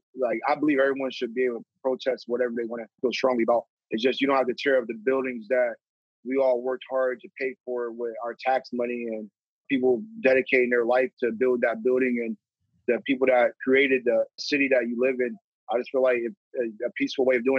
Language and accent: English; Youngstown, Ohio, United States; also born or lived in Poland, Ohio; I was born in Youngstown. Youngstown is the main city here. And my mom said around fourth grade that we need to move to a suburb